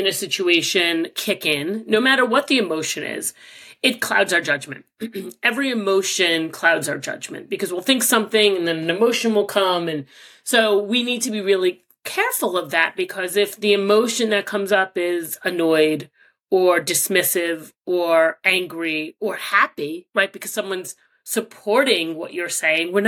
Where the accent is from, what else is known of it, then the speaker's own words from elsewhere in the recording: New York, United States; I grew up here in New York, where truly the melting pot